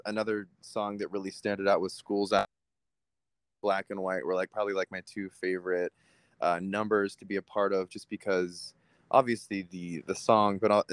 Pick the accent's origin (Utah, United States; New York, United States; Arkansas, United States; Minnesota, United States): Utah, United States; also born or lived in Pennsylvania; now in California, United States; I'm Jewish, and so growing up in Utah was definitely interesting